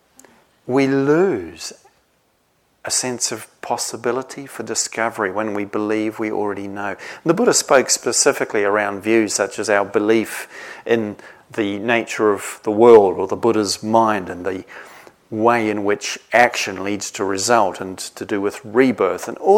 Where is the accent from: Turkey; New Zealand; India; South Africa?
New Zealand; now in England; I come from New Zealand, I don't live there anymore.